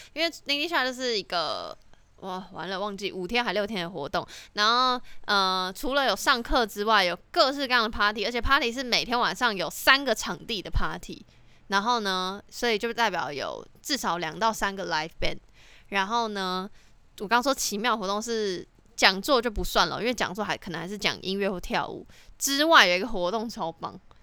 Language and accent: Chinese; Taiwan; 我那一届只有我一个台湾人去